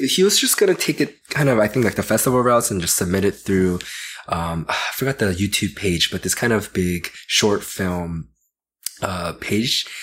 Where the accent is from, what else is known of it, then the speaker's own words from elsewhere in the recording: Georgia, United States; I grew up in Georgia